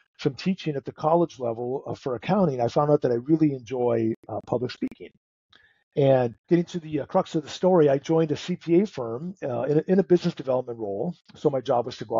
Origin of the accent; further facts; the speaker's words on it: North Dakota, United States; moved away; I'm originally from North Dakota